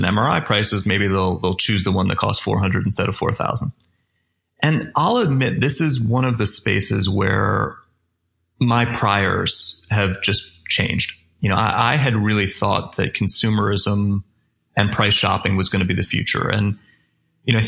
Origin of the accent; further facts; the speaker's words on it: Vermont, United States; I grew up ski racing in Vermont